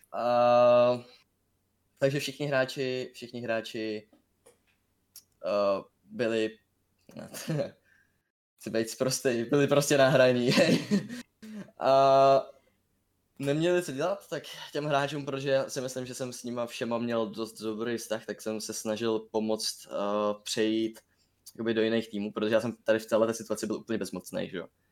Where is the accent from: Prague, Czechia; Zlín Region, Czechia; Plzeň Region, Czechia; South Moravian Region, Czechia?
South Moravian Region, Czechia; Brno; jsem z Brna